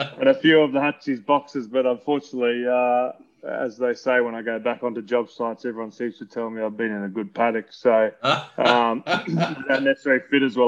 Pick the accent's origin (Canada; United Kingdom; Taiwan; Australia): Australia; Brisbane, Queensland; also born or lived in Newcastle, New South Wales; I was born in Newcastle in Belmont down there. But then we moved back to Queensland when I was about six. Grew up here and always been kind of western suburbs of Brisbane